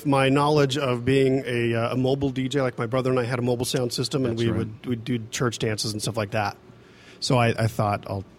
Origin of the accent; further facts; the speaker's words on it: Hooper, Utah, United States; Was ripping Hooper, went to Roy High School and had just barely graduated.